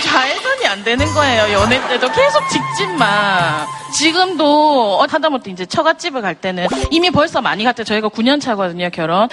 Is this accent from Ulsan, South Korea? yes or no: yes; Ulsan, South Korea; 울산에서 온